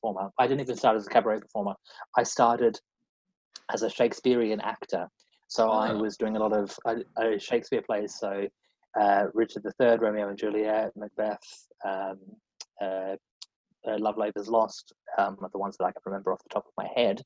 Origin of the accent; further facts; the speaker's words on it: Central Australia, Australia; moved away as an adult; also born or lived in Adelaide, Australia; now in London, United Kingdom; I am from Australia originally. I grew up on a sheep and wheat farm in central Australia, in a very small town of 500 people.